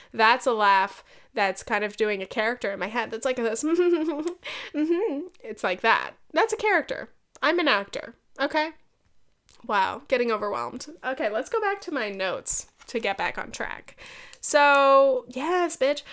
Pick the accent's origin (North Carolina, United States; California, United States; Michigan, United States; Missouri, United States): California, United States; now in New York, United States; I'm such a Californian